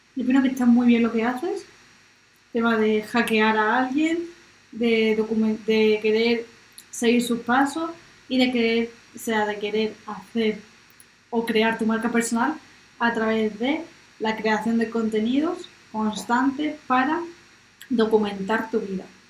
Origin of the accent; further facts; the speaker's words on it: Marbella, Andalusia, Spain; yo soy de Marbella